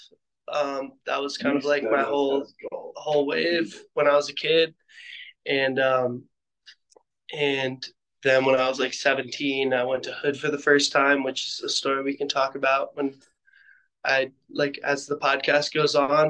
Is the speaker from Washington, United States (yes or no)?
no; outside of Chicago, Illinois, United States; now in Park City, United States; I grew up outside of Chicago.